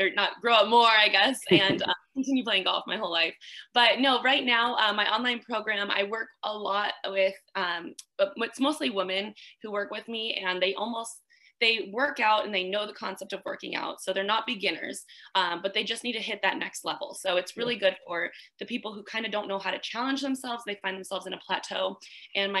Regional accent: Arizona, United States; I grew up in Arizona.

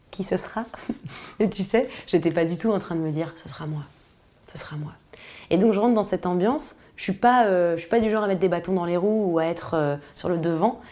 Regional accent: Paris, Île-de-France, France; je suis née à Paris. J'étais dans une ZEP

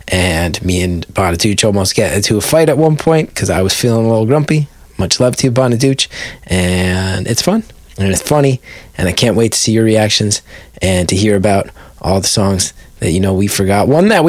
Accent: West Orange, New Jersey, United States; me and a couple other jabronis who I grew up with in West Orange.

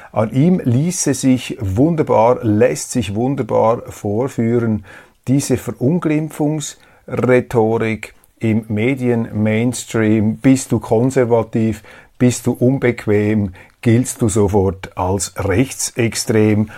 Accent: Switzerland

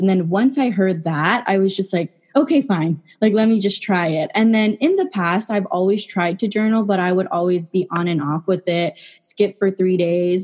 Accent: San Jose, California, United States; I am from San Jose, California

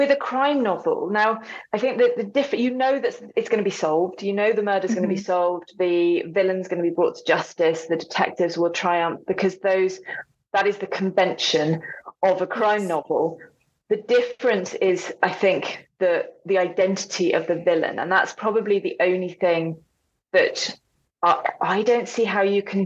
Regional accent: England, United Kingdom; moved away as an adult; now in North Wales, United Kingdom; so I'm English and I live in a Welsh-speaking community.

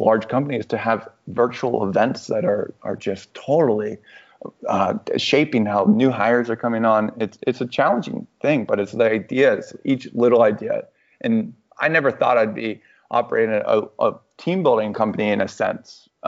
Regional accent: Orlando, Florida, United States; moved away as an adult; also born or lived in New York / St. Louis / Chicago / Denver; I was born in Orlando

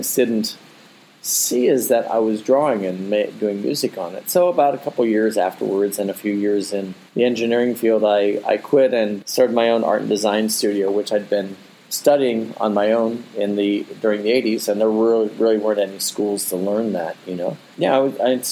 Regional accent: North Canton, Ohio, United States; moved away as an adult; also born or lived in Akron, Ohio; now in Abu Dhabi, United Arab Emirates; I grew up actually in Akron, Ohio, and then North Canton, Ohio

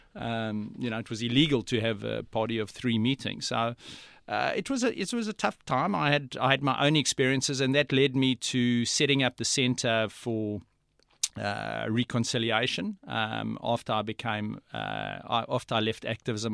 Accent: South Africa; moved away as an adult; now in Australia; I was brought up in South Africa

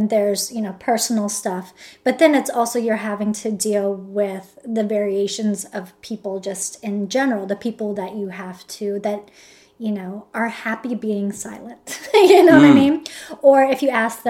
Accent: United States; I'm American

